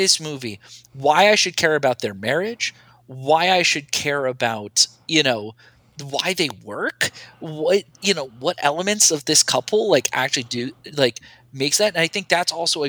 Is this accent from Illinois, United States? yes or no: no; southeastern Connecticut, United States; now in New York City, United States; a person who grew up in Connecticut and currently lives in New York City